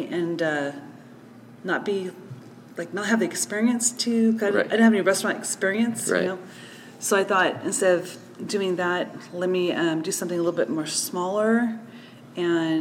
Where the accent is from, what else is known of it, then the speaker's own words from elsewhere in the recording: Watsonville, California, United States; I'm from Watsonville, California. And for those that don't know where Watsonville is, it's in between Santa Cruz and Monterey. It's a small farming town. We're known for our strawberries and been living there all my life, born and raised.